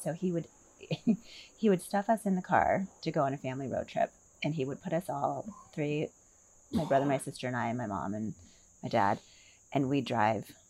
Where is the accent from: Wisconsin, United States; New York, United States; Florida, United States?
Wisconsin, United States; Milwaukee; also born or lived in Seattle / New Jersey; now in Sun City, United States; I was born in Milwaukee, Wisconsin